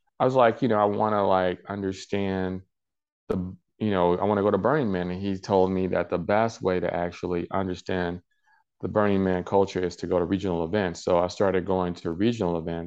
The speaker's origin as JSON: {"language": "English", "town": "Chicago", "region": "Illinois", "country": "United States", "tie": "born or raised there", "said": "I am from Chicago, Illinois. And I grew up in Chicago"}